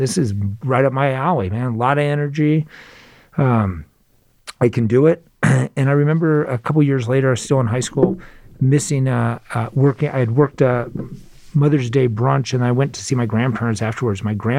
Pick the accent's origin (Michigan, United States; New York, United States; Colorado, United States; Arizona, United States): Arizona, United States; Phoenix; So I grew up in Phoenix, Arizona.